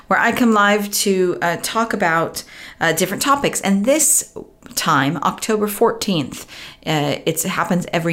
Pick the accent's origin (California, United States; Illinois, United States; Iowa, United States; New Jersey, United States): California, United States; Southern; moved away as an adult; now in United Kingdom; I grew up in Southern California and moved here 18 years ago